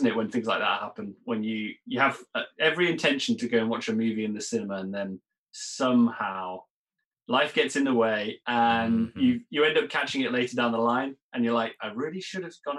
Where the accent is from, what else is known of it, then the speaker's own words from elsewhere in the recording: United Kingdom; I'm British and we call it jam.